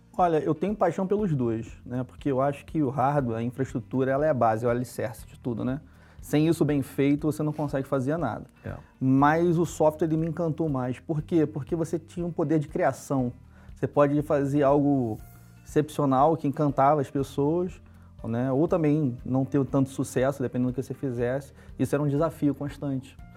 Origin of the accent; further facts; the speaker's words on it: Rio de Janeiro, Brazil; Sou carioca, né, da Gema, nasci na zona norte do Rio de Janeiro